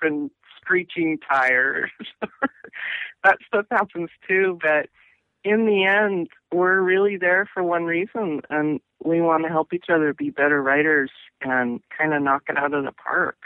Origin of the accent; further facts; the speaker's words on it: Pacific Northwest, United States; also born or lived in Massachusetts / New York / Florida / Ohio; I grew up in the Northwest, and I've always come back, and cumulatively, I've lived here the most number of years